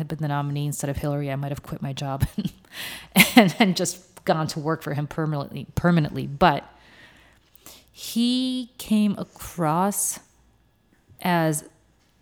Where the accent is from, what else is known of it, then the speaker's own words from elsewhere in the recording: New Jersey, United States; I'm from New Jersey